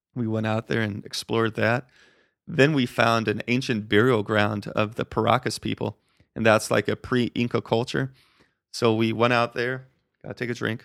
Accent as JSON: {"language": "English", "region": "Colorado", "country": "United States", "tie": "born or raised there", "also_born_or_lived": "Arizona / Costa Rica", "moved": "as an adult", "said": "I grew up in Colorado"}